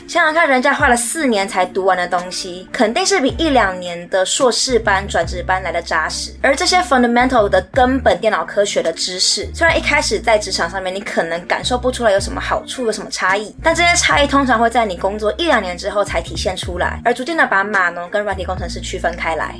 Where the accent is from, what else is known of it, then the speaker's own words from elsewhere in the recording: Taiwan; moved away as an adult; also born or lived in United States; 我在台湾长大到十八岁